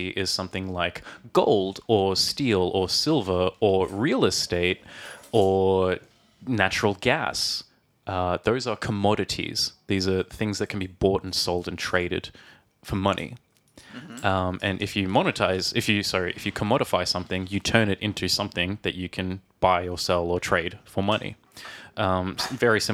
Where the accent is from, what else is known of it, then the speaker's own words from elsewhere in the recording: Australia; now in Czech Republic; from Australia